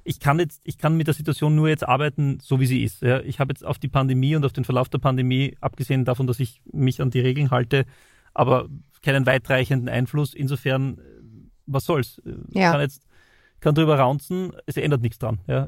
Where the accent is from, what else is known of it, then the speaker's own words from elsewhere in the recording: Styria, Austria; bei uns in der Steiermark